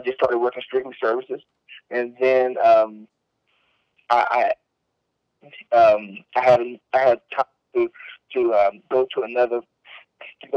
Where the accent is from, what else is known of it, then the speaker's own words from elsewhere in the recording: Carson County, Texas, United States; I was born in Carson County, Texas, January 4th, 2001